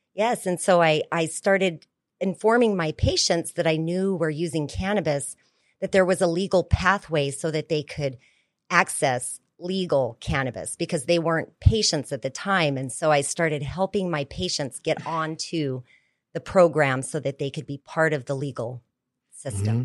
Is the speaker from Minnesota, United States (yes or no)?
no; New Mexico, United States; I was born and raised in New Mexico in the Four Corners area.